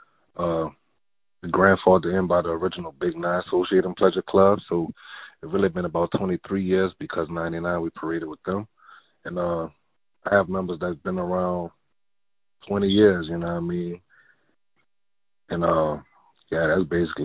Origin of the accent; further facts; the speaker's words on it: New Orleans, Louisiana, United States; I'm from the Ninth Ward in New Orleans. I'm born and raised.